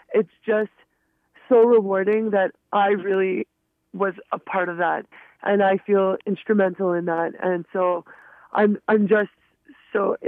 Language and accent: English; Quebec, Canada; being from Quebec, you know, I'm an Anglo from Quebec, so I'm a little bit of a minority